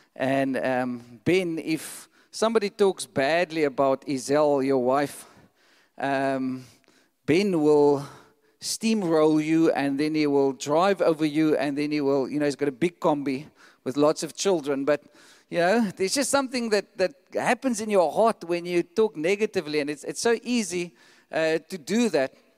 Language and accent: English; South Africa; we have like a South African passport